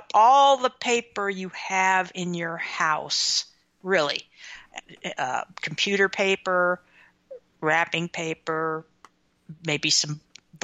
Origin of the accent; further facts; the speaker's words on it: Midwestern America, United States; growing up in Midwestern America in the 1960s.